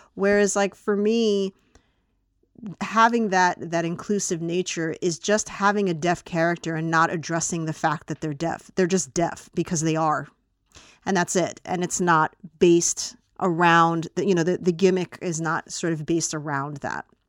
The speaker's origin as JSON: {"language": "English", "country": "United States", "said": "as an American viewer"}